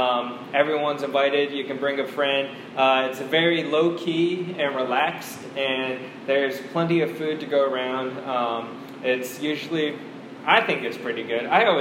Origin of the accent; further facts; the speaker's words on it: Washington, District of Columbia, United States; also born or lived in South Korea; I was born in South Korea, and when I was 2 years old, once again, when I was 2, I got on a plane and flew over to the United States to Washington, D.C.